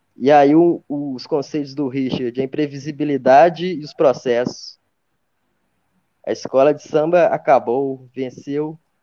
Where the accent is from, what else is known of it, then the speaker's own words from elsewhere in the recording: Belo Horizonte, Minas Gerais, Brazil; sou de BH, né, faço filosofia na FMG.